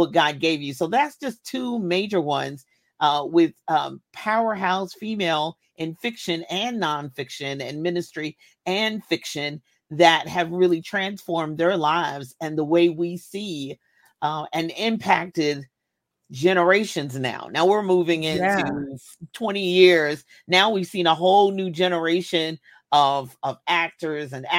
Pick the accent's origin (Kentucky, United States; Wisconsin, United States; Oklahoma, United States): Kentucky, United States; I was born in Kentucky